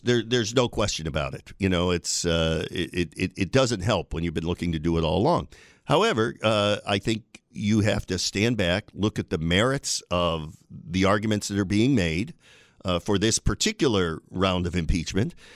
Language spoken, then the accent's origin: English; Binghamton, New York, United States; moved away as an adult; now in Buffalo, United States; I moved here in, from my hometown of Binghamton in nineteen eighty-nine.